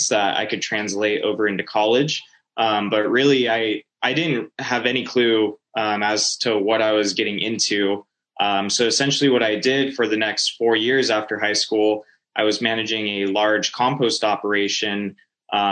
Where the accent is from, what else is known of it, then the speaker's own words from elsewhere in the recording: Norco, California, United States; moved away as an adult; I'm originally from Norco, California, which is a small city in Southern California. And so basically grew up there